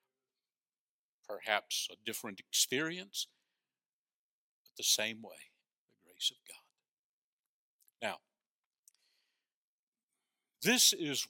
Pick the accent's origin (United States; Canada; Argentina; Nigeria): United States; North Florida; when I was a boy growing up in North Florida, we had an outhouse